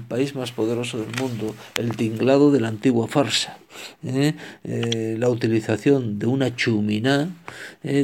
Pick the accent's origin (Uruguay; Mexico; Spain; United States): Spain; como español e hispano, por lo tanto, que soy